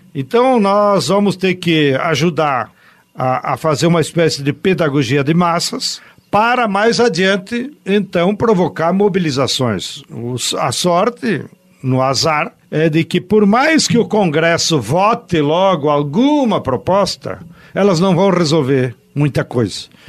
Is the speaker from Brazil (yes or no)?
yes; Brazil; aqui no Brasil, cada padaria lá do interior, onde eu me criei